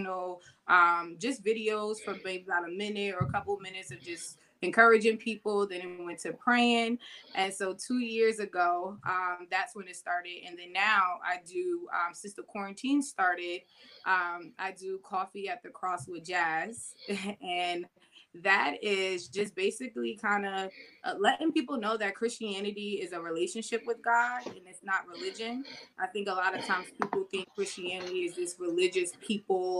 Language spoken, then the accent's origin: English; Vauxhall, New Jersey, United States; also born or lived in Maplewood, New Jersey; now in Bloomfield, United States; I'm from Vauxhall, New Jersey. I grew up there. I was raised there until about 20